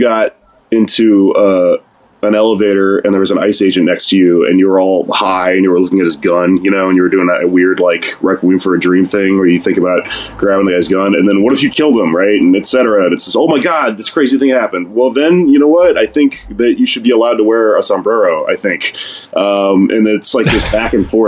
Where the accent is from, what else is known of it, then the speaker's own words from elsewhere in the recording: Texas, United States; I'm fucking Mexican. I'm from Texas.